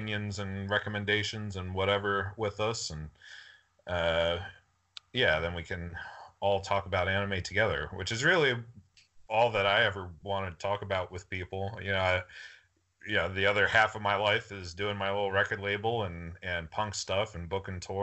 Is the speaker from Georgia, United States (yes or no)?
yes; Atlanta, Georgia, United States; I was born in Atlanta, Georgia